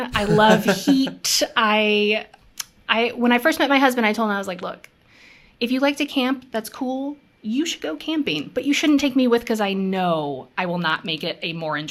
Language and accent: English; Seattle, Washington, United States; So both of my parents were born and raised in Seattle, and almost all of my extended family lives there.